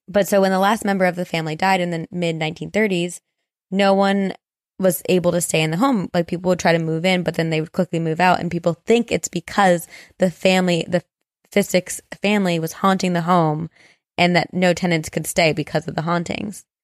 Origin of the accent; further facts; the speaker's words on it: New Jersey, United States; moved away; growing up in New Jersey, that's, the summer was our time to do these big trips.